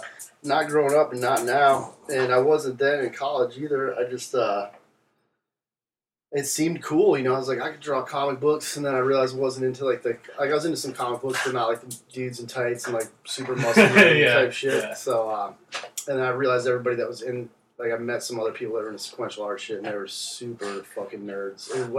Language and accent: English; Boston, Massachusetts, United States; also born or lived in New York / Connecticut / Savannah, Georgia; I was born in New York, upstate New York. Lived there until I was about 5. Then moved to Connecticut and lived there until I was like 8th grade. Then Boston. Pretty much grew up in Boston.